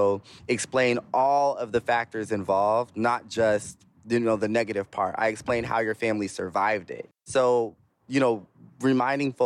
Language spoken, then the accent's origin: English; Bay Area, California, United States; also born or lived in Alabama / Sacramento, California; I was raised here in the Bay Area, and when youth in my family hit like double digits and start kind of getting smart mouths, we get sent to Alabama